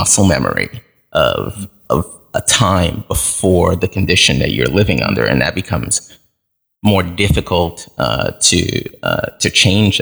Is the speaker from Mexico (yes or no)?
no; Haiti; now in United States; I was born in Haiti, and my parents had to leave abruptly due to some political insurrection that was going on, and that we were caught up in as a family. So they came here without documentation, and my sister and I followed several